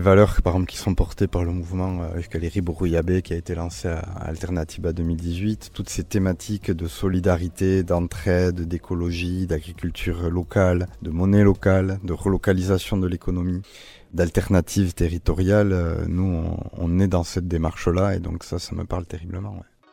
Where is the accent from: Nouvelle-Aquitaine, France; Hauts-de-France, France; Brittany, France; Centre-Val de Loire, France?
Nouvelle-Aquitaine, France; Basque Country; j'ai grandi au Pays Basque